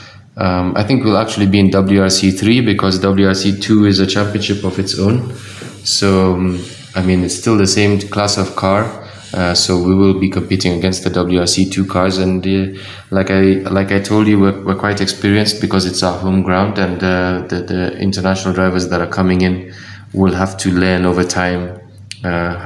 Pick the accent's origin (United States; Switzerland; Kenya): Kenya; I'm the only Kenyan